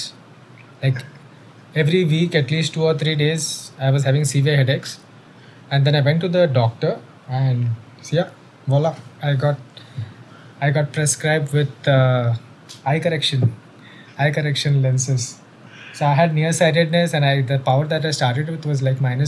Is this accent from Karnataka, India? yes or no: no; Mumbai, Maharashtra, India; how I grew up. So it was in the suburbs of Mumbai, you know the place where we have grown up